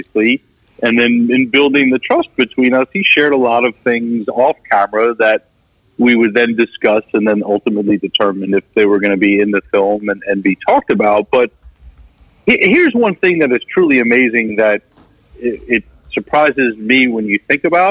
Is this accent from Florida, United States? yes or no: no; New York, United States; I grew up in New York, 20 miles outside the city